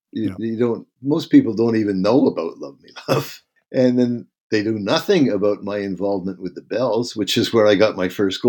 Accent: Canada; And as a Canadian, if you move to the Bahamas, you won't be paying any tax.

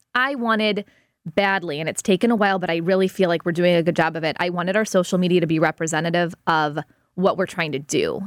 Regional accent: United States; also born or lived in Los Angeles / Chicago; I grew up in South City

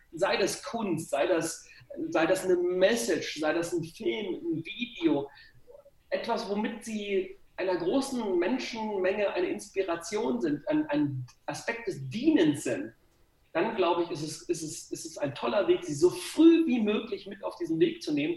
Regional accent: Gifhorn, Lower Saxony, Germany; ich komme aus Gifhorn, also eigentlich nur 20 Kilometer von dir weg.

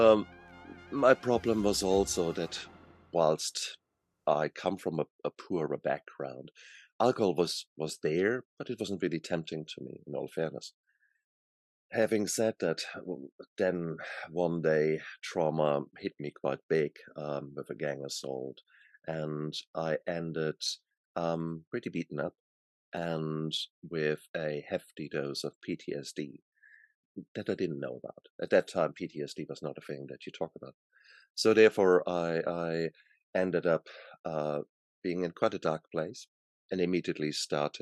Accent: Germany; born in Germany, and I was born in the 60s there. So when I was young, I was in, you know, my teenager years, that was the 70s, 80s in Germany

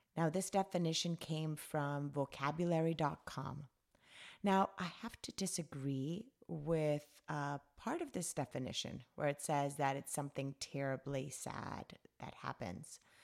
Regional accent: Cali, Valle del Cauca, Colombia; I was born and raised in Colombia. um, Cali, Colombia, South America. That's where I was raised.

